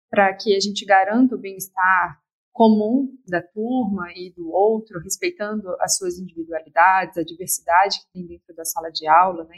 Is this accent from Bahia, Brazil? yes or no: no; Florianópolis, Santa Catarina, Brazil; eu sou de Florianópolis